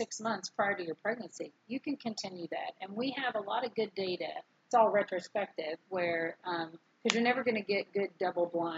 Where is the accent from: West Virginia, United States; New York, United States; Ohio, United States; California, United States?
West Virginia, United States; Canova; moved away as an adult; also born or lived in Georgetown, Kentucky; I grew up in a little town in West Virginia, Canova, West Virginia, about 6 miles outside of Huntington.